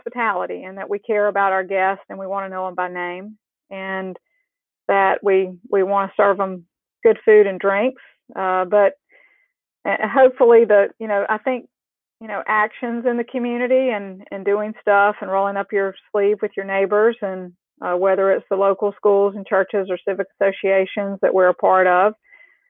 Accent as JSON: {"language": "English", "region": "South Carolina", "country": "United States", "tie": "born or raised there", "moved": "as an adult", "lives_now": "Houston, United States", "said": "I grew up in South Carolina"}